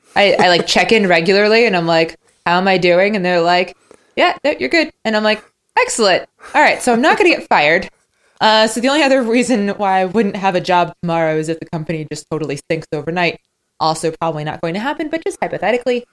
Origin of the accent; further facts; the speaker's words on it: United States; I'm American